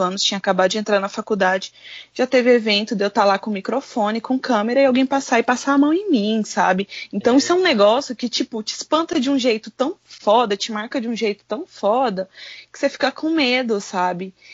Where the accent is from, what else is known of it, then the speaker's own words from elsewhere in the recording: Goiânia, Goiás, Brazil; eu sou da capital de Goiás, eu sou de Goiânia, só que eu moro na região periférica